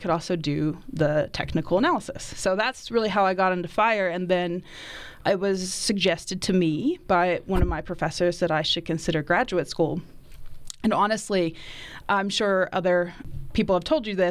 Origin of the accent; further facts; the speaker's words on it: Eastern Kentucky, United States; moved away; I'm originally from Eastern Kentucky, and I always tell people that I grew up on a farm on top of a mountain in the middle of a national forest